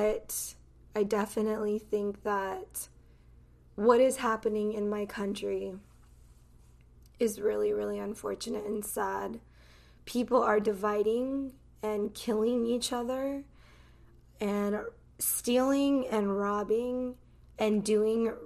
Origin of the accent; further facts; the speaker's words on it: United States; I grew up in this country. That's all that I know. I've never lived in any other country. I am American to the core.